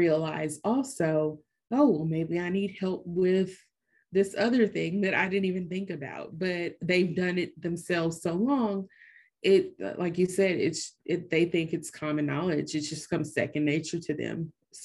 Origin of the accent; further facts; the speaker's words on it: Tennessee, United States; also born or lived in Nashville; I'm from Nashville, or I live in Nashville now, but a Tennessean my whole life